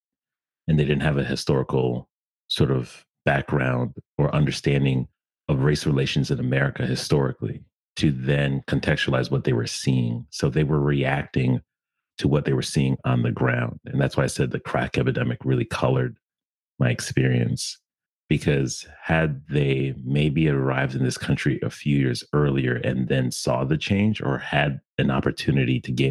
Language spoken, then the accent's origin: English; Stamford, Connecticut, United States; I was born and raised in Connecticut in an interesting time